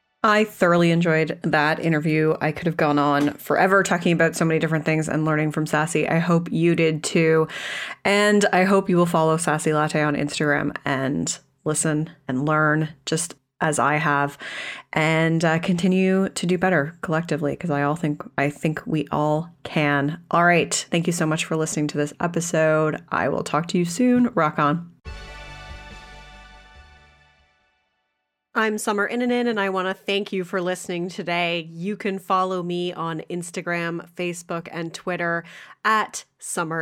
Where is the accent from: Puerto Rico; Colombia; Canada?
Canada; I'm Canadian